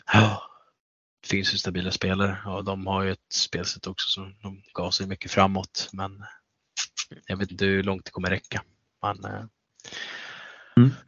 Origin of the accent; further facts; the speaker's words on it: Nynäshamn, Stockholm County, Sweden; Nynäshamn är min hemkommun